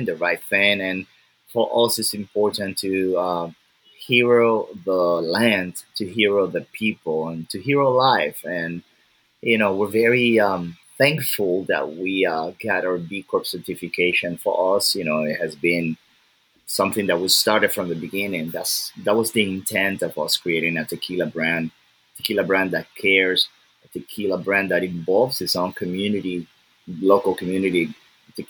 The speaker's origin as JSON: {"language": "English", "region": "Lagos", "country": "Nigeria", "said": "I'm from Nigeria"}